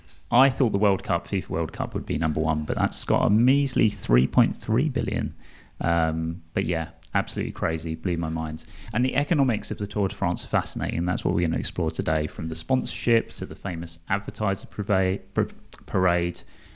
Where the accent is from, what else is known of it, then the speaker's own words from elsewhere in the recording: East London, London, United Kingdom; I'm from East London. I sound terrible at the best of times, let alone doing French pronunciation.